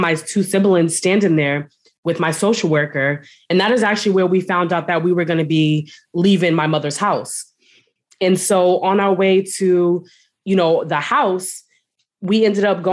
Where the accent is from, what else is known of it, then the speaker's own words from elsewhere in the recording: Boston, Massachusetts, United States; I am from Boston, Massachusetts, the East Coast.